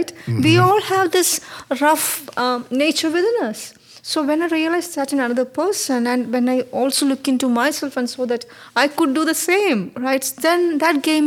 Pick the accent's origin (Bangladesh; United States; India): India; moved away; I was born and brought up in India